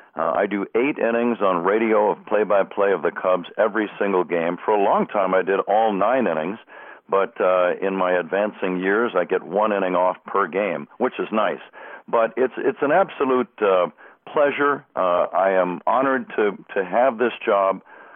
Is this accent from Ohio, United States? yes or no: no; Bay Area, California, United States; we are both from the Bay Area.